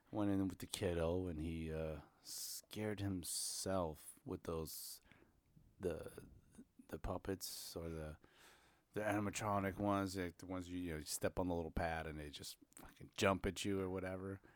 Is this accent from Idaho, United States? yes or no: no; New York, United States; I'm from New York.